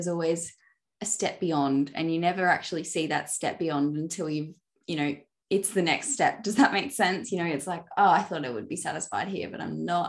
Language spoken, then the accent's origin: English; Australia; I'm Australian